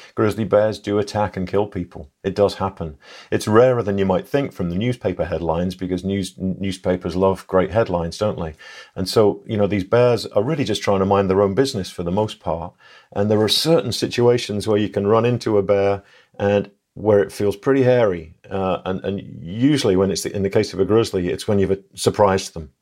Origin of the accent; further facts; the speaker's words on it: England, United Kingdom; moved away; I'm English